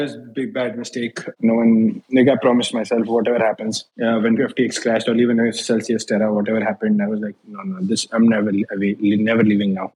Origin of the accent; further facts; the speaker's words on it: Agra, Uttar Pradesh, India; moved away as an adult; now in New York, United States; India. I grew up in Agra, the city of Taj Mahal.